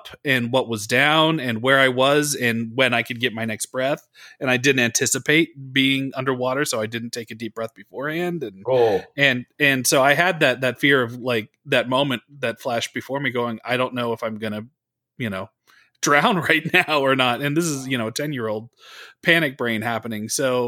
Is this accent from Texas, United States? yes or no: no; California, United States; because I grew up in the Bay Area, which is great. We had the beach, but it was also always, you know, freezing cold.